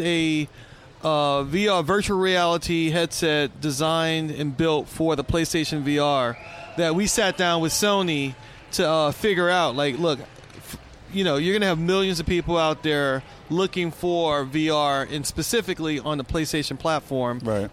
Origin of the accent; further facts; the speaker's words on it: New Orleans, Louisiana, United States; moved away as an adult; also born or lived in Houston; now in Seattle, United States; growing up in New Orleans was a true blessing